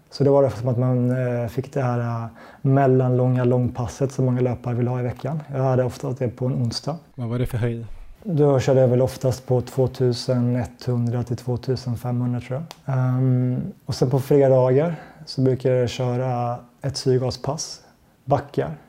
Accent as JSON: {"language": "Swedish", "country": "Sweden", "said": "och som svensk så har man lite hamnat utanför den typen av sponsor, sponsortänk."}